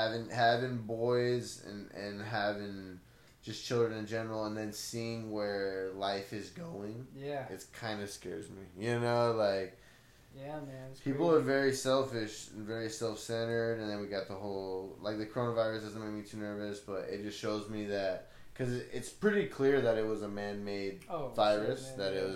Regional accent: Blythe, California, United States; I grew up in Blythe. This reminds me of home, bro. Yeah. This is like home for me.

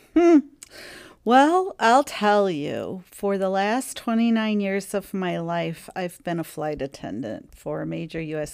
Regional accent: St. Louis, Missouri, United States; my hometown of St. Louis, Missouri

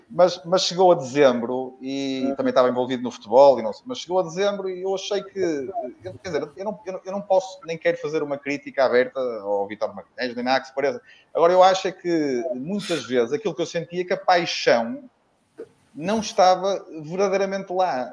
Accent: Porto, Norte, Portugal; como sou do Porto, apesar de ser vitoriano desde que nasci

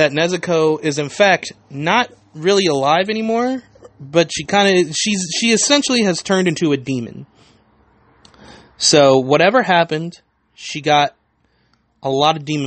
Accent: United States; I am very American

